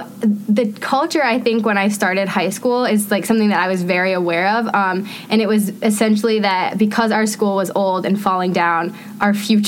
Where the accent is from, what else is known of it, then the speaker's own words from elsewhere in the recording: Lisbon, Maine, United States; moved away as an adult; now in Washington, D.C., United States; So growing up in Maine